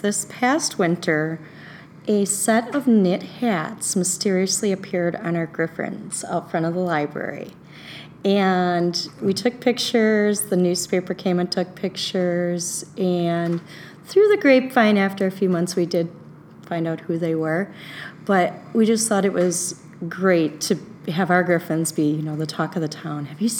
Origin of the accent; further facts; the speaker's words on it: Oconomowoc, Wisconsin, United States; Well, it's grown quite a bit since I was a child. But it's still, even though it's broadened its borders and there are more people living